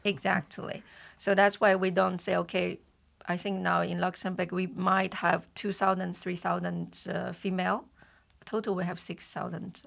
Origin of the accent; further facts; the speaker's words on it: China; moved away; we are Chinese